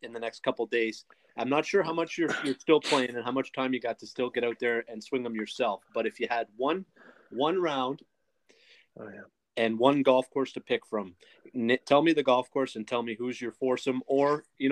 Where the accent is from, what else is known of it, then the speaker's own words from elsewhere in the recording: Canada; as a Canadian